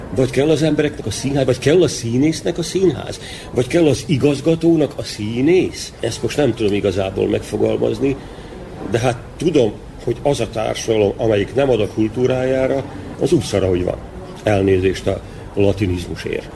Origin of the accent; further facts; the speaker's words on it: Vojvodina, Serbia; ebbe születtem bele